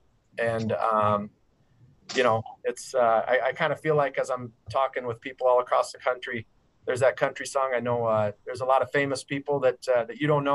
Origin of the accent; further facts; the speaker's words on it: Yankton, South Dakota, United States; I grew up in Yankton, South Dakota